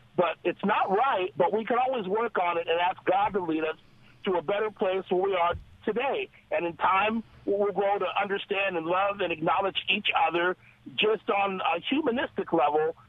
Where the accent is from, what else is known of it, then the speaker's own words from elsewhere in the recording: Los Angeles, California, United States; I'm a child of parents from the South, but I grew up in Los Angeles